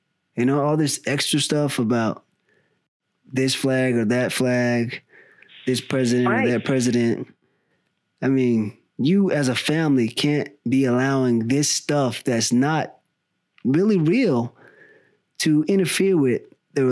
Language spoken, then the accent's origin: English; the South, United States; now in California, United States; I grew up in the South